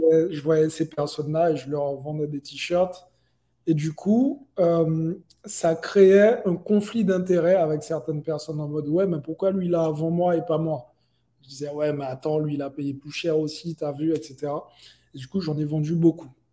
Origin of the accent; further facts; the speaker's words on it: Guadeloupe, France; now in Miami, United States; j'ai grandi euh, euh, en Guadeloupe